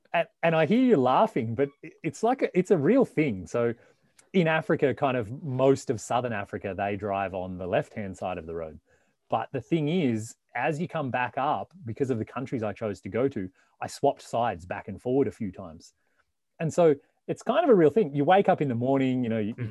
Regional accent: Victoria, Australia; moved away as an adult; also born or lived in Melbourne; now in North America; I, I, grew up in the country uh, in the state of Victoria.

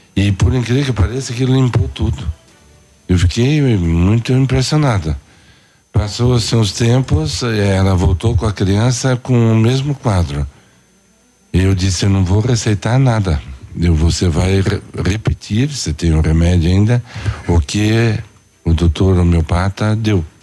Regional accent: Curitiba, Paraná, Brazil; moved away as an adult; Eu nasci em Curitiba, fiz a eh, faculdade em Curitiba, na Federal do Paraná

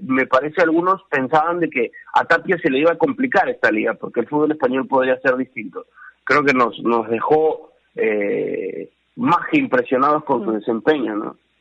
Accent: Peru; felices como peruanos

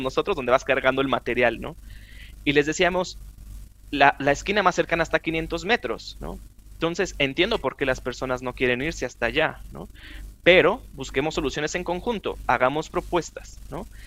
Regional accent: Chihuahua, Mexico; now in Mexico City, Mexico; yo soy de Chihuahua, del norte del país

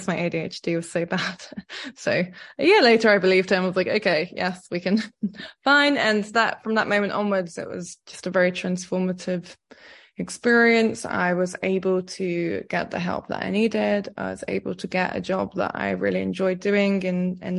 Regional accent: Cyprus; I grew up in Cyprus

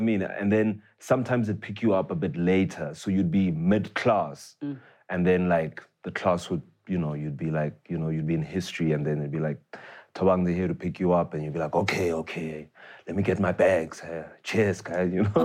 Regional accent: Tembisa, Gauteng, South Africa; I grew up in Tembisa, right? Mm. Uh, born there, raised there for many years uh, before we moved out.

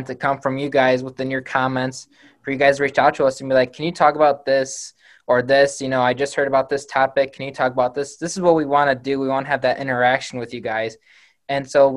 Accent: Northern Illinois, United States; From Northern Illinois, Mitch and I went to school together

